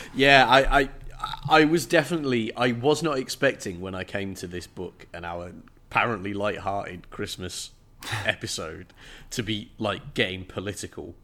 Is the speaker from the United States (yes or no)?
no; England, United Kingdom; as an English person